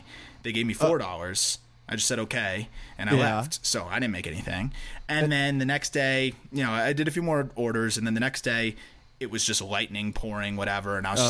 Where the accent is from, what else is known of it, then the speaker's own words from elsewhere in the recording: Florida, United States; I'm from Florida